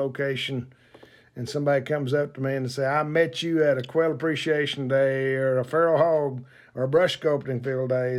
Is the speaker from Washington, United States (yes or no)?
no; Oklahoma, United States; moved away; where I grew up in Oklahoma